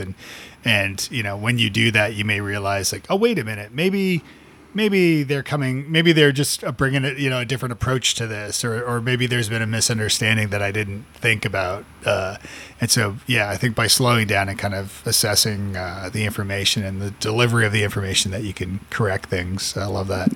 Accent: Canada; moved away as an adult; now in United States; as a, as a Canadian, yeah, yeah, you know, 'cause I've, I've lived in the States now for, uh, gosh, fifteen years

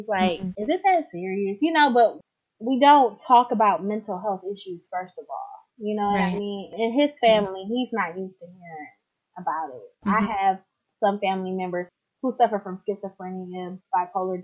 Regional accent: Cleveland, Ohio, United States; I live in a suburb of Cleveland as of right now, but I was born and raised in Cleveland, Ohio

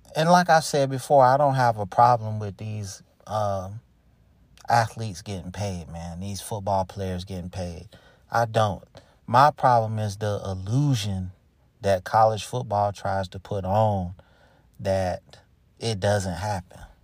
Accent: Charlotte, North Carolina, United States; I'm from Charlotte, North Carolina

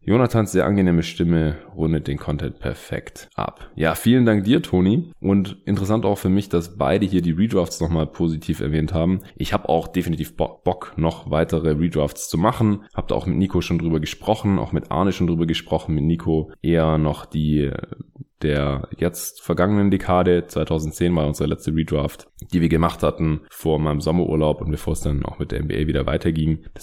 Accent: Stuttgart, Baden-Württemberg, Germany; Hey, Grüße aus meiner alten Heimat.

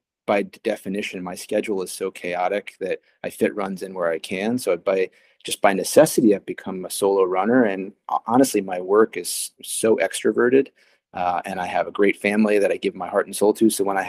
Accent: Connecticut, United States; also born or lived in Arizona; now in Boston, United States; I'm not originally from Boston. I'm originally from Arizona and spent most of my childhood in Southern New England and Connecticut. But I have been in Boston for my entire medical career.

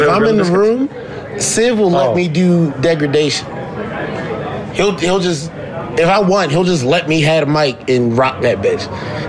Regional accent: East Coast, United States; Remember, I'm from the East Coast.

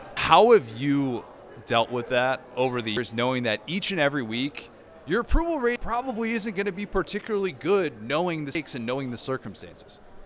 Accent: Midwest, United States; I grew up you know in the Midwest

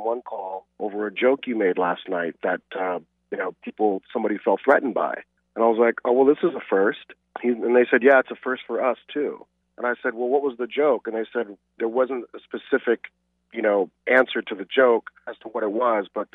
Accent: United States; moved away as an adult; now in Malaysia; growing up in America

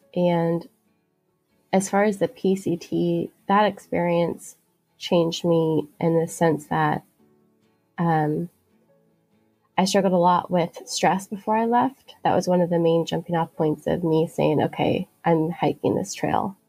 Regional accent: Pacific Northwest, United States; I'm from the Pacific Northwest

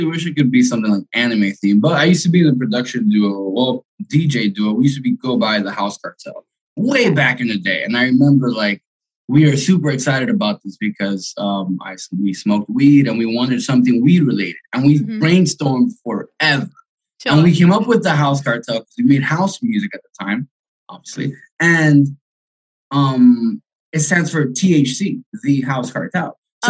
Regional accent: Venezuela; also born or lived in Miami; now in Concord, United States; I'm 28. I'm from Venezuela, right? Okay. I lived in Miami most of my life after moved to Venezuela, but then I moved to Vegas. Now I'm based out of Concord, California.

